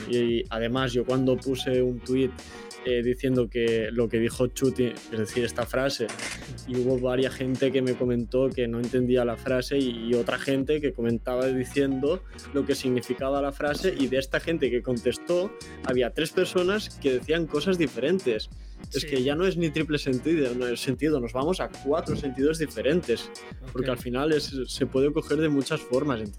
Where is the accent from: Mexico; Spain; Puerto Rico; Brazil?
Spain; incluso yo como español eh, me costaba incluso llegar a entender alguna